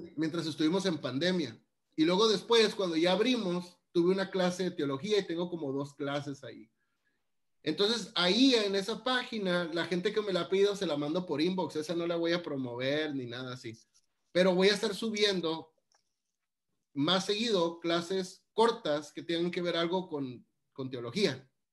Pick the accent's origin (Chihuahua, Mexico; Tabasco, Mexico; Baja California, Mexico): Baja California, Mexico; Mexicali; yo crecí en Mexicali, Baja California, y la gente ahí somos muy platicadora